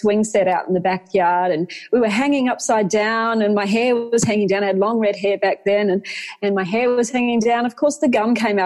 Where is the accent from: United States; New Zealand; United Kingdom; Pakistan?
New Zealand; Waikato; moved away as an adult; also born or lived in Hamilton / Auckland; I grew up in the Waikato, and we were surrounded by farmland